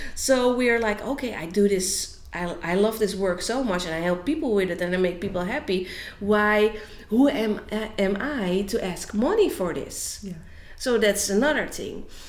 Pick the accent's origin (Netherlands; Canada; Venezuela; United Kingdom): Netherlands; I am from Holland, and um, in Holland, I work as a business coach